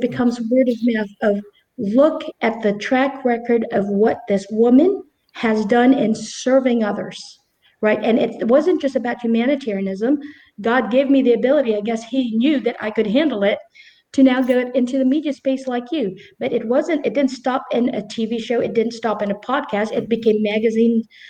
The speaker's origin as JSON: {"language": "English", "country": "Philippines", "said": "I chose the Philippines because it's my home country"}